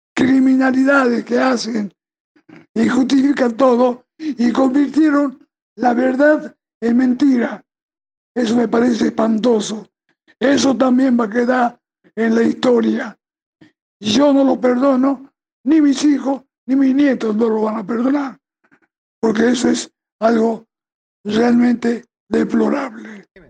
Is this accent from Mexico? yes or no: no; Argentina; yo soy un ciudadano argentino